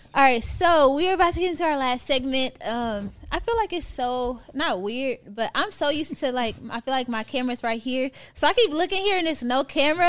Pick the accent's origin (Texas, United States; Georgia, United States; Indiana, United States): Texas, United States; Houston; moved away as an adult; now in Atlanta, United States; at the time I'm from Houston